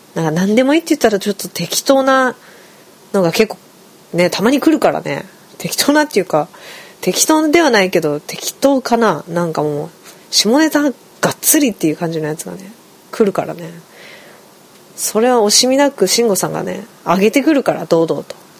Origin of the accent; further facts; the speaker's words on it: Kushiro, Hokkaido, Japan; now in Tokyo, Japan; 私の地元が釧路なんですけど